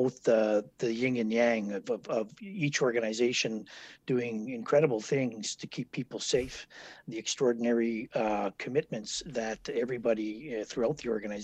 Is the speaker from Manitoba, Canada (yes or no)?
yes; Winnipeg, Manitoba, Canada; also born or lived in Port Moody, British Columbia / Ottawa; I'm born and raised in Winnipeg here.